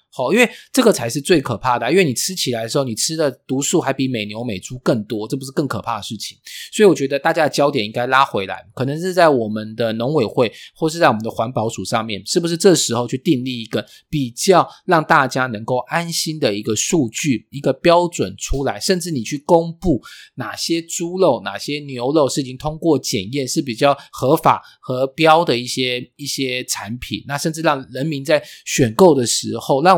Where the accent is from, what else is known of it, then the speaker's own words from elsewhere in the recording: Taiwan; 我们台湾人